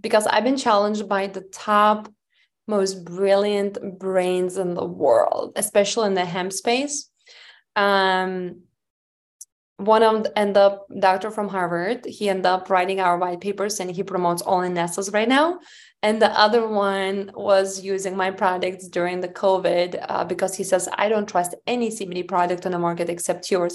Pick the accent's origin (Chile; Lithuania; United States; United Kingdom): Lithuania; moved away; I was oldest child and I grew up in Lithuania.